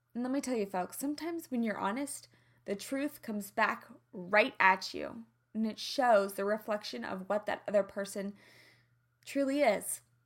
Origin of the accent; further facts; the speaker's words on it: Midwest, United States; accent: twang; now in Los Angeles, United States; I'm from the Midwest. I have an innocence to my twang